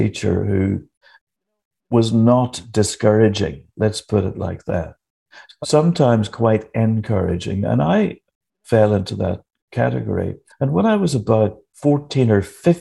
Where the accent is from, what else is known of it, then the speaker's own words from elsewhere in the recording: Northern Ireland, United Kingdom; I was brought up, of course, in Northern Ireland